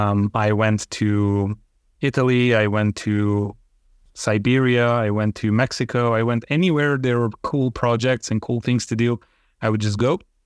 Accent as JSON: {"language": "English", "region": "Transylvania", "country": "Romania", "tie": "born or raised there", "second_language": "English", "said": "Well, growing up in Romania isn't all that special. What is special in our specific area of Transylvania is that there is a very high number of Hungarians there. And I was one of them, or I am one of them, right?"}